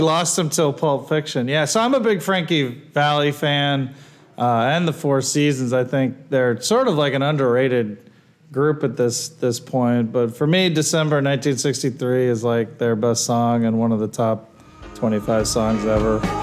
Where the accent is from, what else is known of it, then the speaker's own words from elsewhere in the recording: Ohio, United States; also born or lived in Wisconsin; when I first moved to Ohio, which is where I went to school from uh, first grade through high school